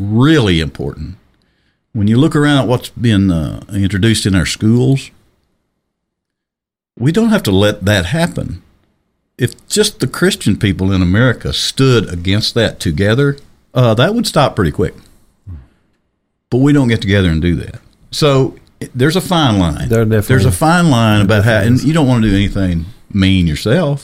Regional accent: Arkansas, United States; I was born and raised in Arkansas

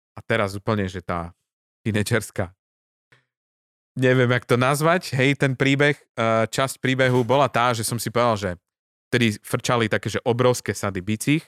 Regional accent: Žilina, Žilina Region, Slovakia; odkiaľ pochádzam teda nie z toho námestia, ale zo Žiliny

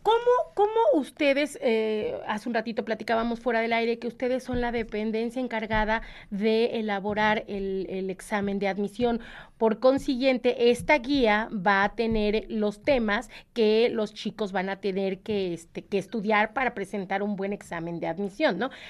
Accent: Mexico

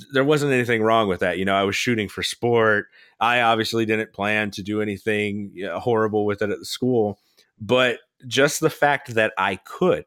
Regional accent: Florida, United States; moved away; I'm from Florida. We still own a house there.

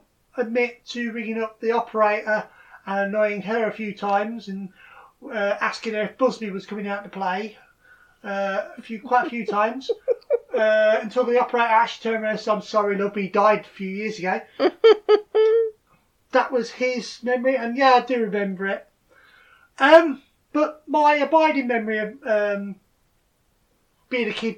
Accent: Lincolnshire, East Midlands, United Kingdom; I grew up in Lincolnshire

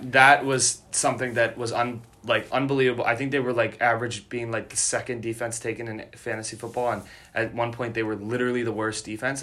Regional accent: Chicago, Illinois, United States; I'm from Chicago

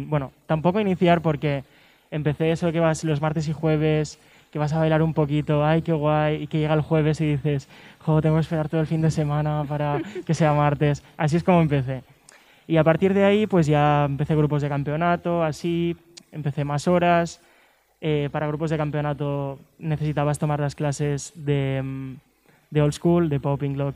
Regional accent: Lleida, Catalonia, Spain; yo soy de Lleida, de una ciudad, bueno, está cerca de Barcelona.

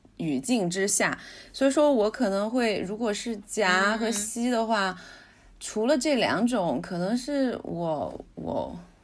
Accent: China; 我们中国人喜欢用的剑

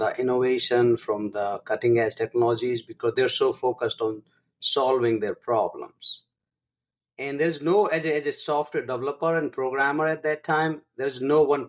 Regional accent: India; first language Hindi; English is a second language; moved away as an adult; now in United States; I grew up in India in a village

